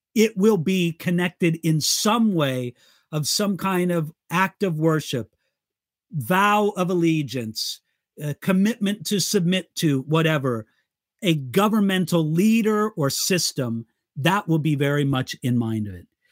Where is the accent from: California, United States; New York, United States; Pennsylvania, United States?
California, United States; Southern; also born or lived in Siegen, Germany / Santa Barbara, California; I lived my entire life in California, Southern California, except for seven years when I lived in Germany